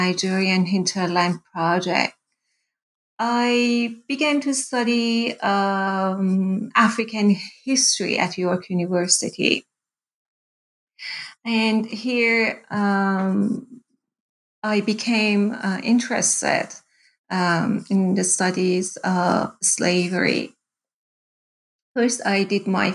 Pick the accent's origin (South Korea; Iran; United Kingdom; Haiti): Iran; moved away as an adult; now in Canada; I was born in Iran, and I did my undergraduate and my first master's in Iran